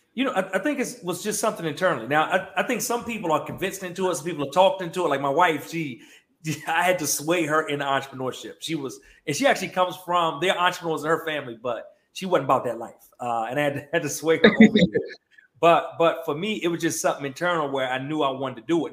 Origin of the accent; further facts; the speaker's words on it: Prince George's County, Maryland, United States; now in Atlanta, United States; I'm from um, Prince George's County, Maryland, right? Uh, DMV area, but I, live in Atlanta now, but I'm, I'm originally from the DMV. Um, grew up there